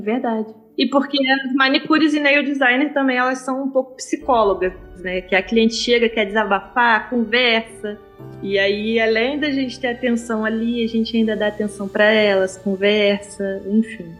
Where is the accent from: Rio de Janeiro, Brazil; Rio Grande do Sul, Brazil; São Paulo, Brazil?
Rio de Janeiro, Brazil; Angra dos Reis; now in Barra Mansa, Brazil; Eu sou de Angra, mas eu moro em Barra Mansa